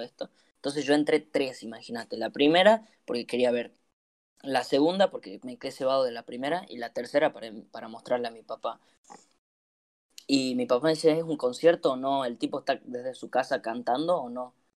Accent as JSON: {"language": "Spanish", "country": "Argentina", "said": "somos argentinos"}